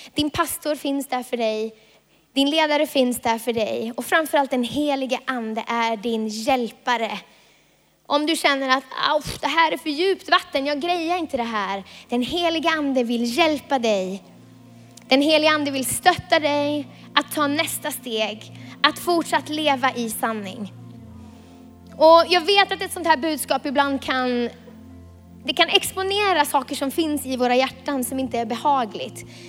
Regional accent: Vilhelmina, Västerbotten County, Sweden; moved away; jag kommer från Vilhelmina

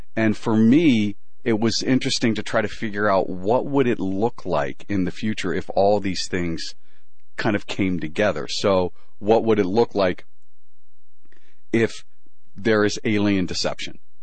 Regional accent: Pennsylvania, United States; moved away as an adult; also born or lived in Manhattan, New York; I grew up in uh in Pennsylvania

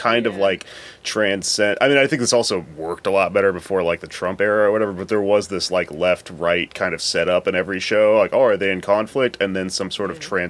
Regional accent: Houston, Texas, United States; I'm from Houston

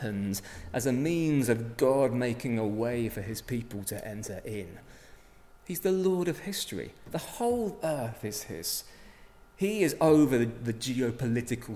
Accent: England, United Kingdom; we come from England

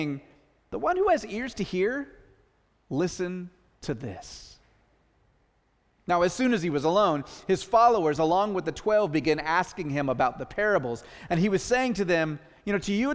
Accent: the Northwest, Pacific Northwest, United States; we're from the Northwest

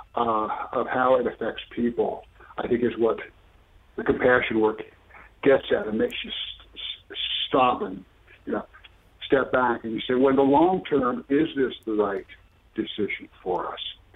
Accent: Southern Ohio, United States; I was raised in Ozzie and Harriet, Southern Ohio, back in the 50s

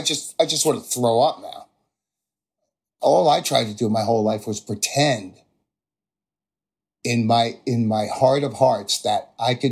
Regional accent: New Jersey, United States; a normal American kid from New Jersey

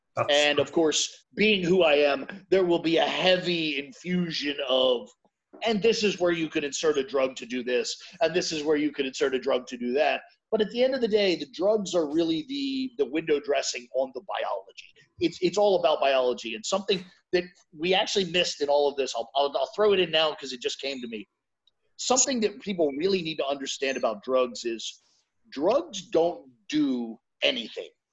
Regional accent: United States; I'm American, so maybe I'm just looking through an American lens.

